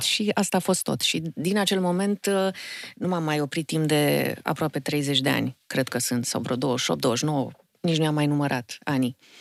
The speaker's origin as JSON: {"language": "Romanian", "region": "Bucharest", "country": "Romania", "tie": "born or raised there", "said": "Sunt bucureșteancă jet pe jet, din mamă bucureșteancă, tată moldovean"}